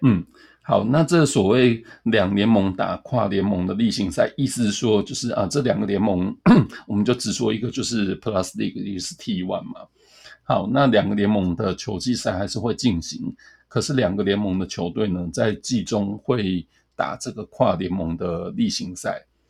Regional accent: Tainan, Taiwan; 我老家台南

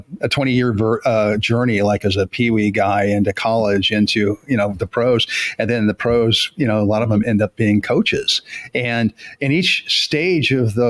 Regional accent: Denver, Colorado, United States; also born or lived in Chicago, Illinois; now in Tennessee, United States; grew up in Denver

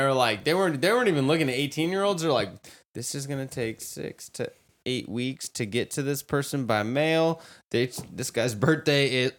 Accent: California, United States; I'm from California.

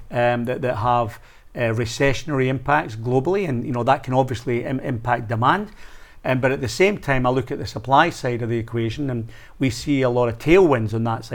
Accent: Scotland, United Kingdom; as a Scotsman

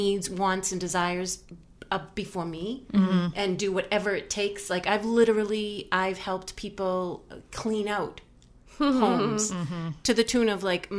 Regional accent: Duxbury, Massachusetts, United States; also born or lived in Humarock, Marshfield; now in Marshfield, United States; I grew up in Duxbury, raised my family in Duxbury, and now live in Humrock in Marshfield

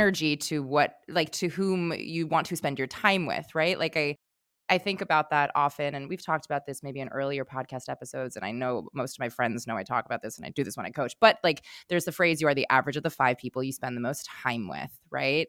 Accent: New York, United States; growing up in New York, like, I have that directness

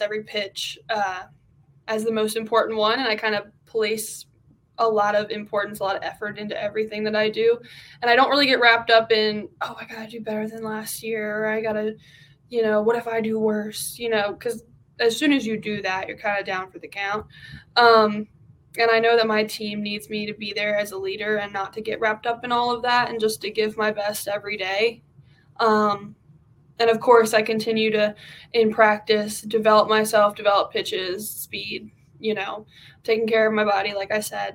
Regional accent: Chesapeake City, Maryland, United States; moved away as an adult; now in Auburn, United States; I am from Chesapeake City, Maryland.

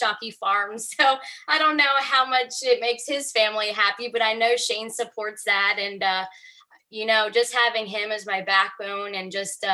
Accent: Jarrettsville, Maryland, United States; I'm originally from Jarrettsville, Maryland, and am the fifth generation of our family farm

